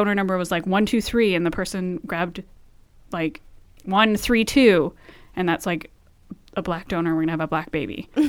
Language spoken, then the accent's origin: English; Vancouver, British Columbia, Canada; growing up in Vancouver, Lower Mainland.